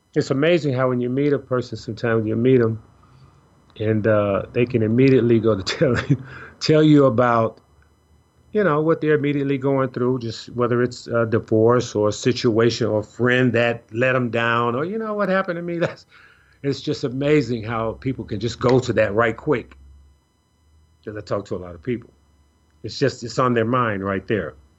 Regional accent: Chicago, Illinois, United States; a young lady I grew up with in Chicago

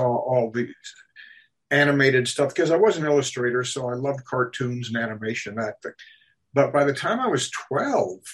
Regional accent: Minnesota, United States; I grew up in Minnesota, and small town Minnesota

